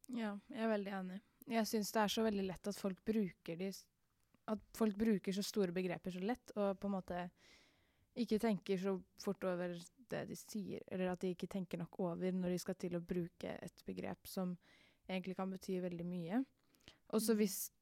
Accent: Oslo, Norway; er 14 år og kommer fra Mortensrud i Oslo.

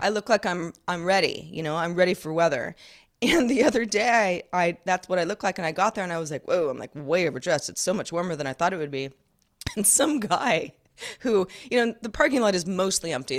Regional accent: Sonoma County, California, United States; moved away as an adult; also born or lived in Los Angeles, California; Growing up in Sonoma County, California, where I live now

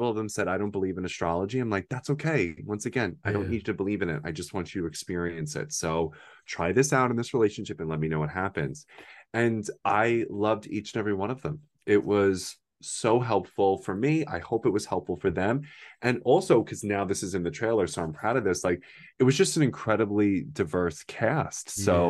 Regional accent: New York, United States; I'm from New York. So all I know is like international languages and cultures and all this.

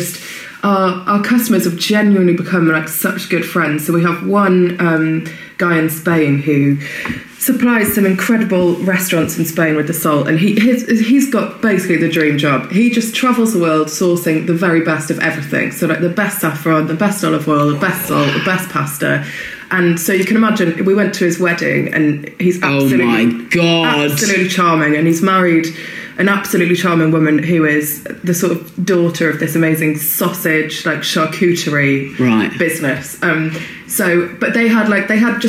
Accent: Welsh, Wales, United Kingdom; being Welsh

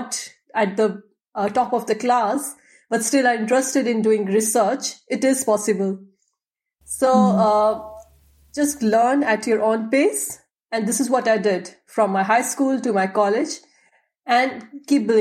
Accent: India; moved away as an adult; now in Leuven, Belgium; I'm from India.

